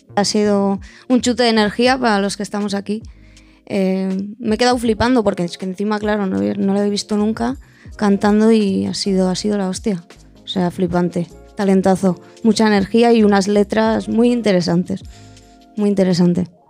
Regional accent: San Sebastián, Basque Country, Spain; de Donosti

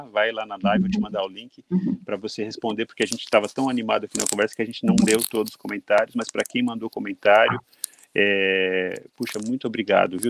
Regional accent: Brazil; now in Tokyo, Japan; como brasileiros

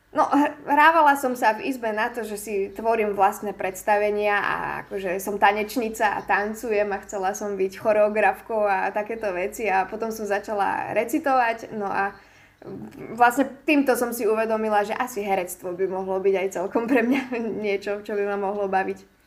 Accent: Michalovce, Košice Region, Slovakia; som vlastne z Michaloviec

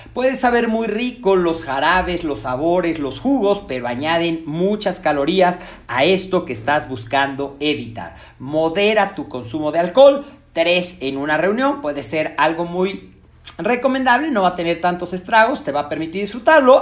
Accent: Mexico; nosotros como mexicanos

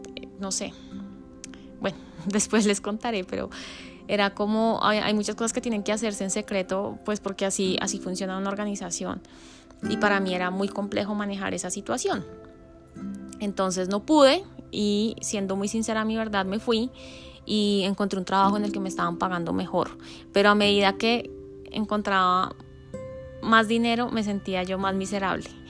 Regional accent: Colombia; moved away as an adult; also born or lived in Texas, United States; crecí en Colombia

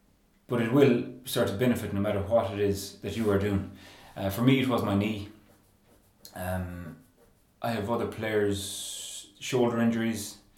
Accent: Claremorris, Connacht, Ireland; I'm from Claremorris.

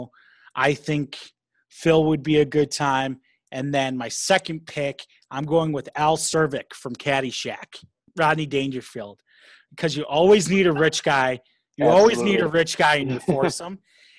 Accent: South Africa; I'm from South Africa, sir.

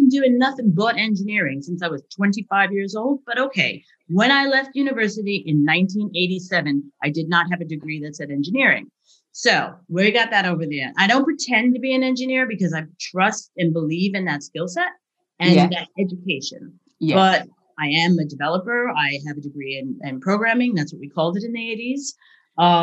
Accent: United States; moved away as an adult; now in Leeds, United Kingdom; I'm American by birth

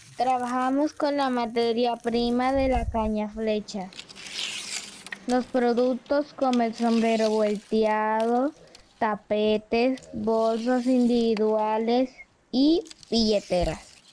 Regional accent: Colombia; also born or lived in San Antonio de Palmito, Sucre

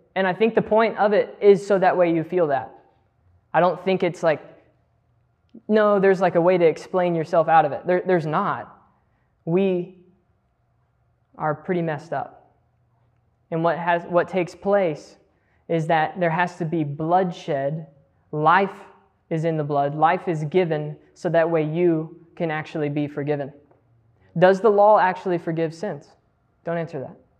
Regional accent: Texas, United States; I'm a Texan

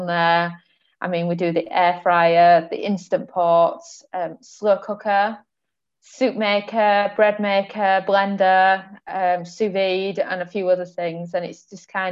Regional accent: England, United Kingdom; moved away as an adult; now in Portugal; I grew up in England

